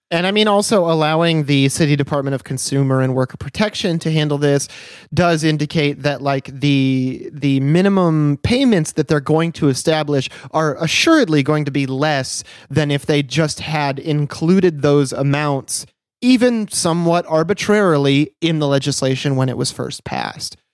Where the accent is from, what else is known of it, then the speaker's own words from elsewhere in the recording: United States; as an American